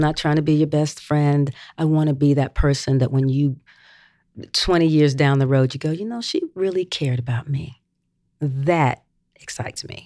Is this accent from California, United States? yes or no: no; Gastonia, North Carolina, United States; Gastonia, my hometown